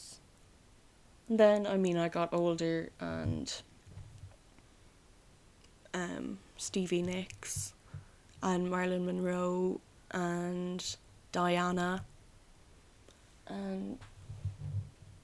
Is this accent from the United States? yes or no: no; Ireland; I am Irish, I guess, but it's only a part of me that's Irish